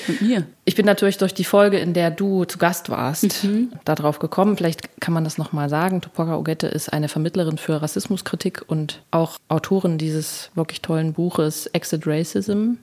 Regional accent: Thuringia, Germany; Also ich komme aus Thüringen.

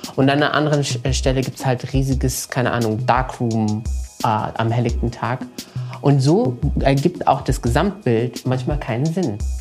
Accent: Morocco; moved away; ich bin ja in Marokko zur Schule gegangen

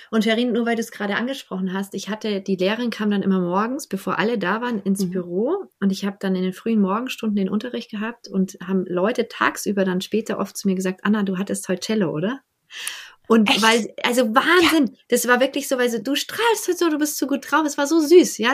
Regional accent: Bavaria, Germany; now in Berlin, Germany; ich bin ja aus Bayern geflohen

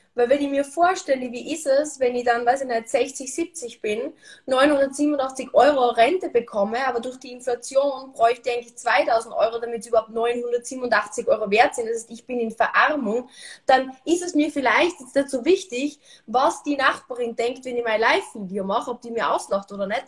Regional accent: Austria; bei uns in Österreich sagt man Karenz

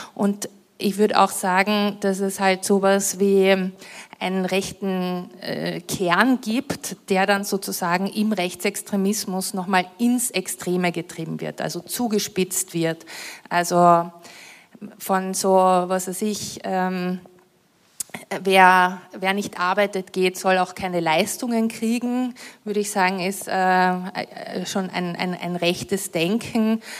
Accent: Villach, Carinthia, Austria; ich komme ja aus Kärnten, ich bin in Kärnten aufgewachsen

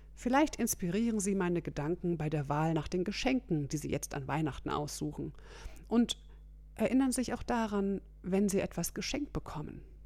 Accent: Germany; bei uns in Deutschland

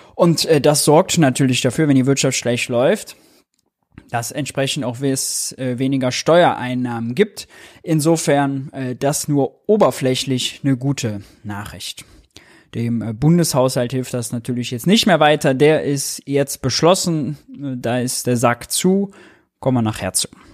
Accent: Mönchengladbach, North Rhine-Westphalia, Germany; ich bin Rheinländer, komme vom Niederrhein, Mönchengladbach

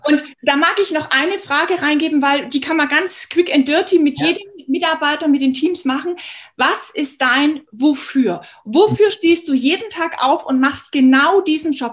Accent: Munich, Bavaria, Germany; Ich komme aus München.

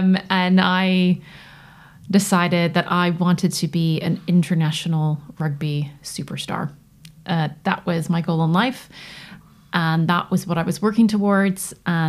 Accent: United States; As you can tell from my accent, I grew up in North America.

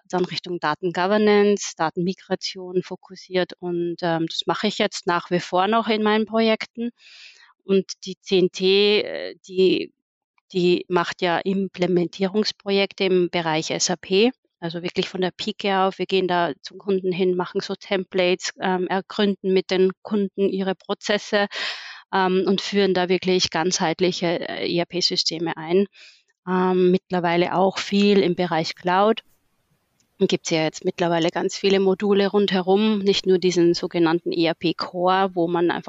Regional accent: Austria; Äh, ich bin ursprünglich auch geboren und aufgewachsen in Österreich. Ab und zu hört man es mir tatsächlich nochmal

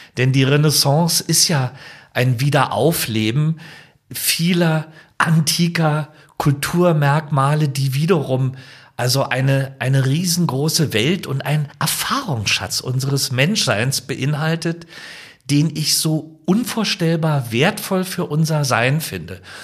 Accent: Potsdam, Brandenburg, Germany; meine Heimatstadt Potsdam

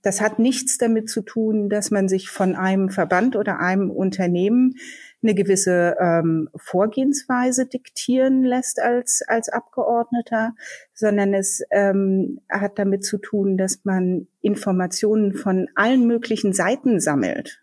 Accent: Berlin, Germany; Ich bin geborene Berlinerin

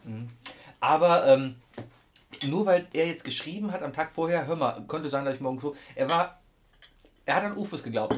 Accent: Cologne, North Rhine-Westphalia, Germany; Als Kölner

